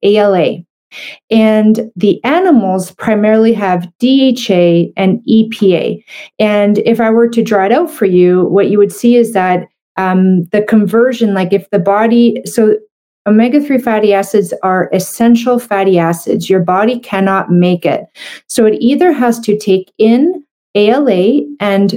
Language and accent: English; Canada; I'm a Canadian medical doctor